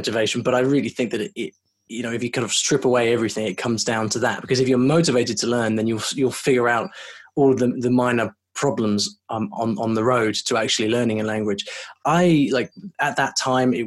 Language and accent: English; United Kingdom; also born or lived in London; I'm from the UK